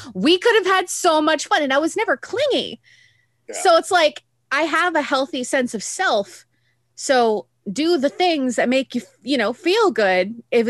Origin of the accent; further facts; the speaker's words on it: Midwest, United States; growing up in the Midwest?